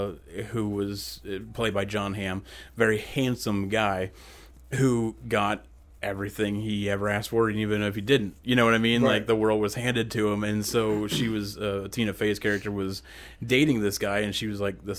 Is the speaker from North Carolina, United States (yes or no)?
no; Ohio, United States; You know, being growing up in Podunk, Ohio, where everything's surrounded by corn.